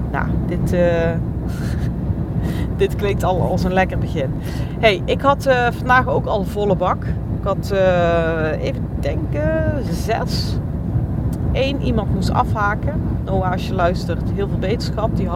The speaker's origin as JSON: {"language": "Dutch", "region": "North Holland", "country": "Netherlands", "said": "Nou, ik eh, zei het al, ik kom uit West-Friesland."}